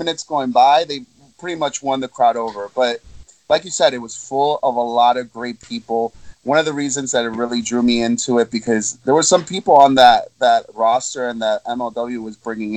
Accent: New York, United States; born and raised in New York

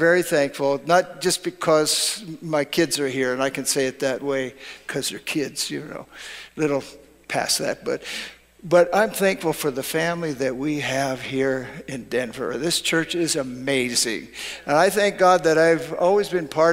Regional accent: Canada; now in United States; I grew up in Canada

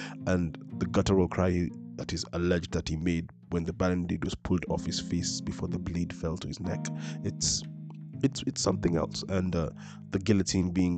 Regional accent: Nairobi, Kenya; I am born and raised in Nairobi. I have never been outside this continent

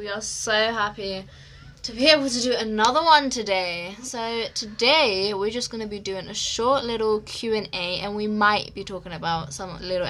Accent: England, United Kingdom; also born or lived in Egypt; we were both born in England

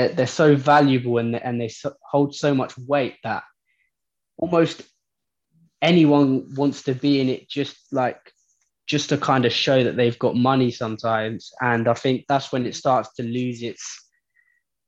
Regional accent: London, United Kingdom; I'm a sneakerhead from London

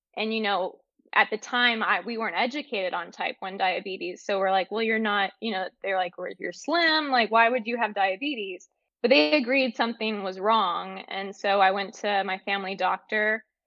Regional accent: Northern California, United States; I grew up in Northern California

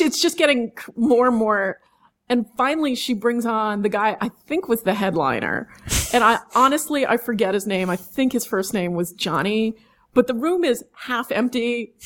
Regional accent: New York City, New York, United States; also born or lived in East End, Long Island; I grew up mostly in Manhattan

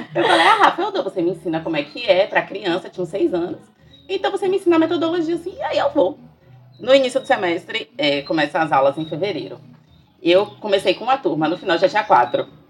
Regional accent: Brazil; nós somos brasileiros, moramos aqui

